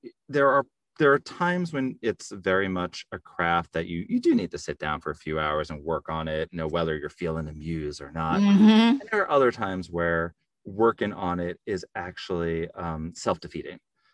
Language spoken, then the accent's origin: English; New York City, New York, United States; We grew up in Staten Island, so there was a bar in our basement